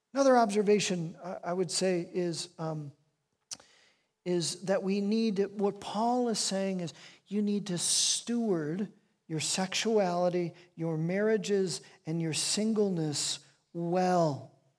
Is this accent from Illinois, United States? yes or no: yes; Chicago, Illinois, United States; I was raised in Chicago